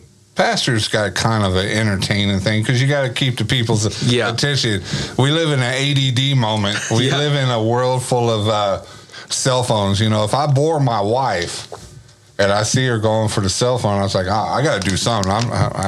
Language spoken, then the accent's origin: English; Grand Prairie, Texas, United States; when I lived in Grand Prairie, because I'm from Grand Prairie. Okay. Originally born and raised, GP baby.